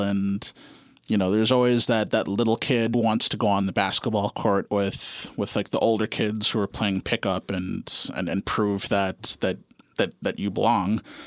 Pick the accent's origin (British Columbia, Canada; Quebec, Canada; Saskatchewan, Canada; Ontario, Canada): Ontario, Canada; Guelph; also born or lived in Ottawa; now in Toronto, Canada; I grew up in Guelph.